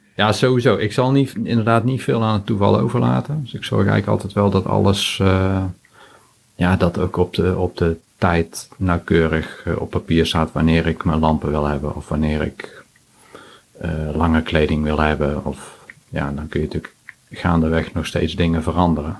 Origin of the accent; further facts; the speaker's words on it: 's-Hertogenbosch, North Brabant, Netherlands; Ik kom uit Den Bosch